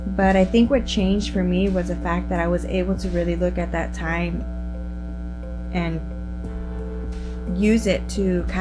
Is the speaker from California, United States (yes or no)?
yes; Chula Vista, California, United States; we are from San Diego, California. We met in our hometown of Chula Vista